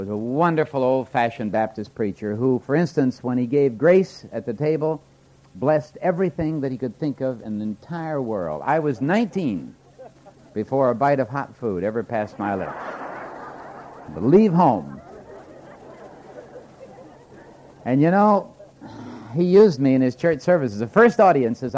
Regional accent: Moose Jaw, Saskatchewan, Canada; moved away; I was born in Moose Jaw, Saskatchewan, away up in the plains of Canada

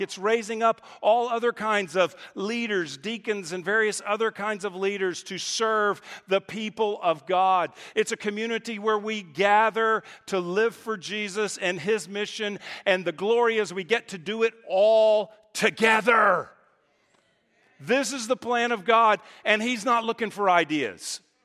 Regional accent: Texas, United States; moved away as an adult; also born or lived in California; now in Dallas, United States; I grew up in Texas

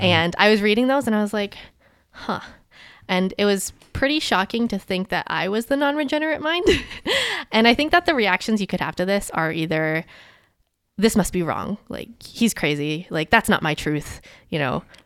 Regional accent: Maryland, United States; growing up in Maryland

